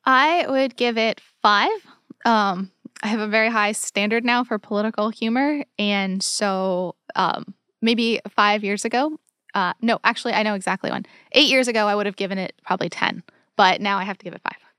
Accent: United States; as an American

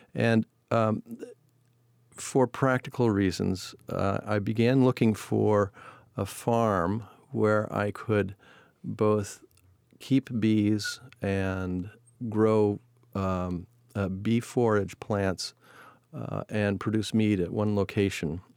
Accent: Seattle, Washington, United States; also born or lived in Chicago, Illinois / Point Reyes, California; moved us from Chicago to Seattle when I was seven. Uh, living in Seattle, I had the opportunity to grow up in the natural environment

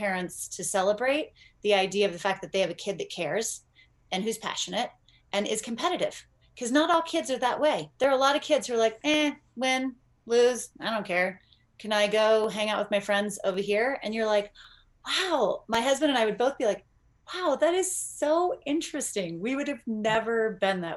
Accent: Northern California, United States; I grew up in Northern California

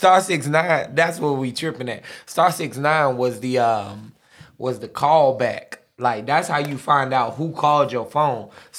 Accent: United States; I'm American, bro. Gotta have a glizzy.

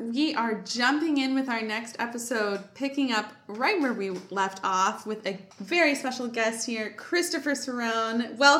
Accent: outside of Toronto, Ontario, Canada; So I'm Canadian, and I grew up outside of Toronto.

